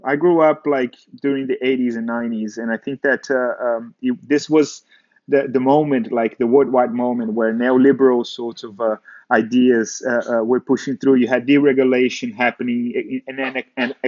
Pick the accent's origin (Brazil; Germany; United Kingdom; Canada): Brazil; growing up in Brazil